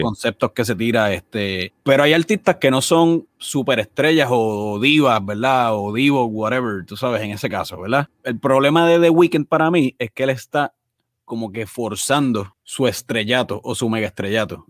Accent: Puerto Rico; fútbol no es un deporte que nosotros crecimos viendo en Puerto Rico

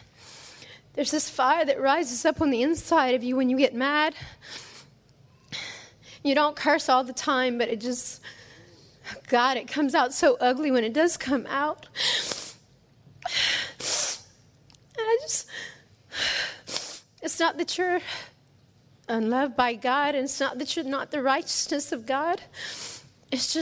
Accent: Cajun, Louisiana, United States; I am the Cajun woman

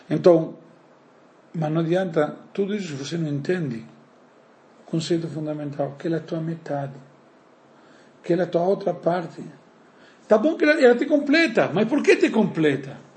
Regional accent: Uruguay; now in Brazil; eu sou uruguaio

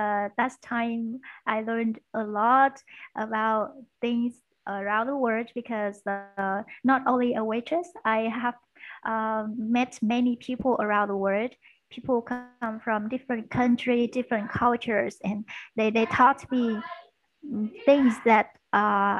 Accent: Da Lat, Lam Dong, Vietnam; English is a second language; moved away as an adult; now in Ho Chi Minh City, Vietnam; I was born in Da Lat City. It's in the north of Vietnam, and it's a highland area. And I moved to Ho Chi Minh City for studying business English.

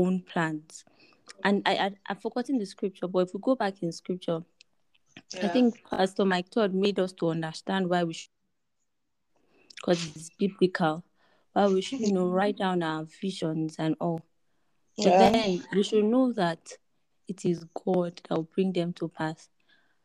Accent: Plateau, Nigeria; I'm from Plateau State.

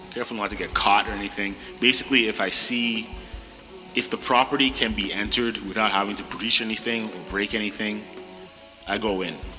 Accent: Ottawa, Ontario, Canada; moved away as an adult; born and raised in South Ottawa

